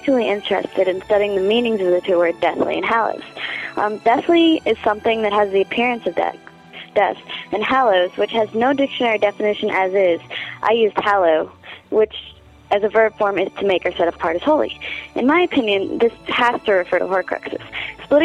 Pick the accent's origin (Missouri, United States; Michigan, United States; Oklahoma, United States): Missouri, United States; St. Louis; This is …. I'm 16. I'm from St. Louis, Missouri.